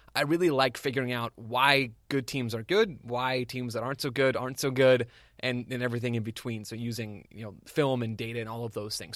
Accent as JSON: {"language": "English", "town": "Phoenix", "region": "Arizona", "country": "United States", "tie": "born or raised there", "said": "I'm, I'm an Arizona guy, born and raised here. I'm recording from Phoenix right now"}